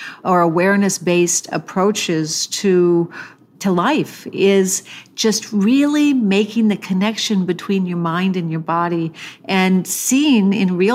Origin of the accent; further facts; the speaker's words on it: the Midwest of America, United States; I was raised in the Midwest of America